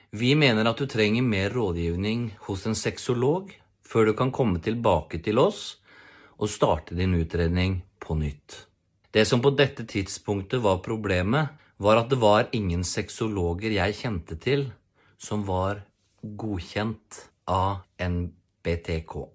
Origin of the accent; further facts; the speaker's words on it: Porsgrunn, Telemark, Norway; jeg kommer fra Porsgrunn